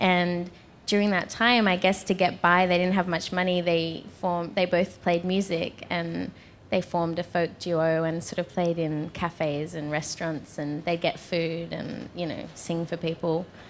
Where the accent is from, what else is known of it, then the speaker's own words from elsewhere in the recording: Newport, New South Wales, Australia; About 40 minutes outside of the center of the city in a small beach community called Newport.